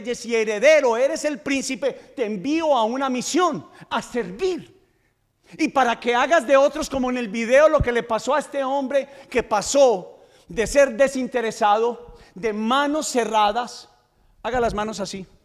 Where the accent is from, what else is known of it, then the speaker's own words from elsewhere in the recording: Antioquia, Colombia; Yo soy paisa. Lo que pasa es que tengo un problema en mi lengua.